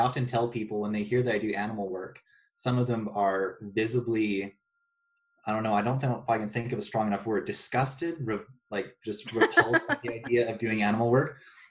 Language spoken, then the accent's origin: English; Ontario, Canada; No, I'm from Ontario.